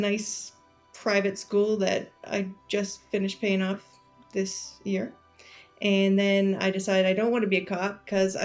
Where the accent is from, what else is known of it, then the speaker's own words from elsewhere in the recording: Massachusetts, United States; moved away as an adult; also born or lived in North Carolina; now in Raleigh, United States; I grew up in Massachusetts, and my whole family moved down here to North Carolina about 7 years ago